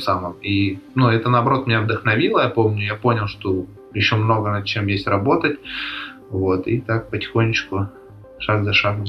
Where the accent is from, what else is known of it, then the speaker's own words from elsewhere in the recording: Krasnodar, Krasnodar Krai, Russia; also born or lived in Poltavskaya, Krasnodar Krai; Родился в Краснодаре, в принципе, все, все свои 22 года там жил